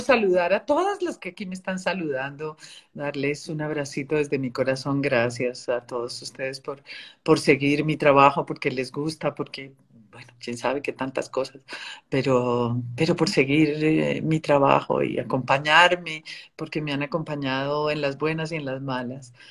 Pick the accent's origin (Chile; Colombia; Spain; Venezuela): Colombia; lo viví en mi tierra y eh, vengo de la guerra de Colombia